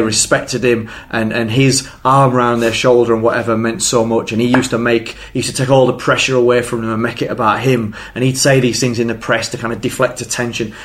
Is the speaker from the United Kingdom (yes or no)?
yes; England, United Kingdom; we're English and we like football